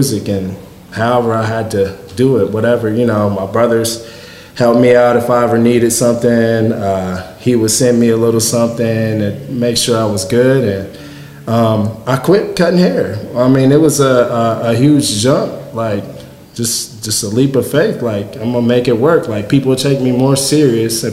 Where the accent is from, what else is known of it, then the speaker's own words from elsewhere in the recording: Marion, Illinois, United States; moved away as an adult; Mine are here in Marion, and I just wanted to do some cool stuff in my hometown